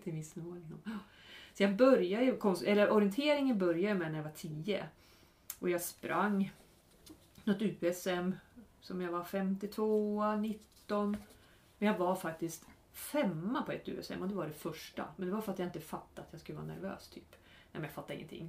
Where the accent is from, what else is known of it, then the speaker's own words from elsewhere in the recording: Norrland, Sweden; moved away; både du och jag är från Norrland